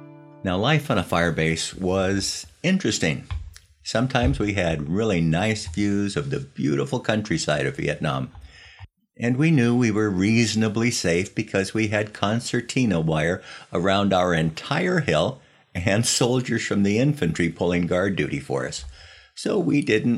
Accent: Los Angeles, California, United States; the pictures of my hometown

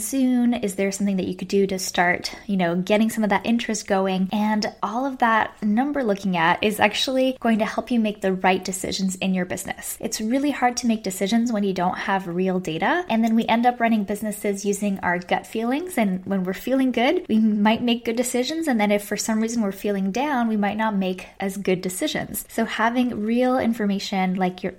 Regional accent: Canada; now in Texas, United States; I'm Canadian, and even though I live in Texas

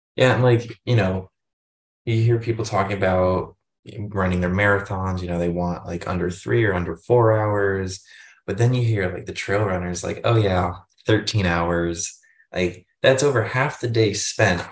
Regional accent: Northern Virginia, United States; I'm from Northern Virginia

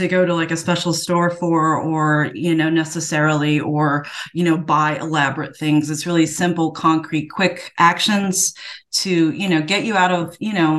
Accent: New York City, New York, United States; now in Marshall, NC, United States; I grew up in New York City

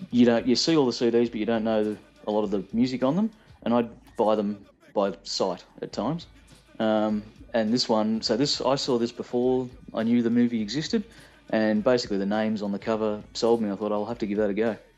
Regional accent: Australia; being an Australian who's into rock music

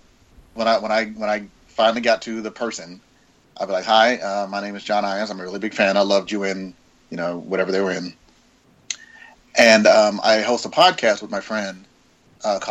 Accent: the South, United States; I'm from the South.

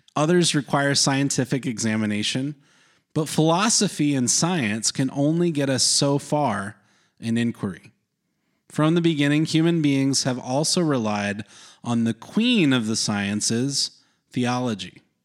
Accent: North Carolina, United States; growing up in North Carolina, there was a lot of especially evangelical Protestants

